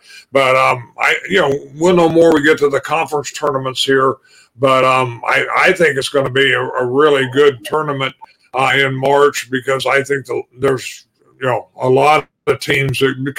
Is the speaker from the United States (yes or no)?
yes; Illinois, United States; growing up in Illinois, and of course now here in the Midwest.